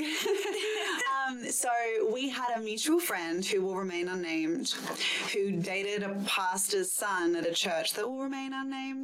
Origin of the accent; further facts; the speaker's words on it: Perth, Western Australia, Australia; moved away as an adult; also born or lived in Malaysia / Sydney; even though I was born in Perth, I did grow up in Malaysia